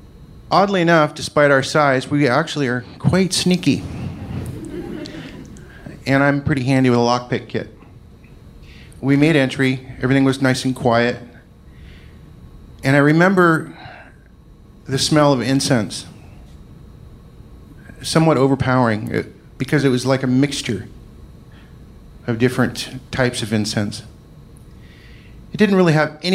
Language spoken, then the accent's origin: English; Scotland, United Kingdom; I'm Scottish